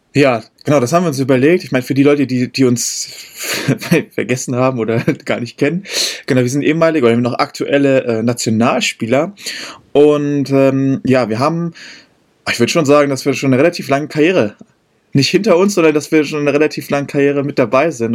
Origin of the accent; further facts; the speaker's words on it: Berlin, Germany; moved away; also born or lived in Heidelberg; ich bin gebürtiger Berliner und habe das Rugby-Spielen auch beim Berliner Rugby Club